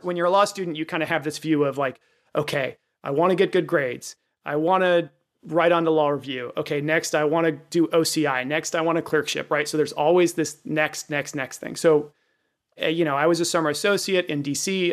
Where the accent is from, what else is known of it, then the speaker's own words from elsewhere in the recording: Virginia, United States; I grew up in Virginia, Richmond, which is where I was clerking, was familiar to me.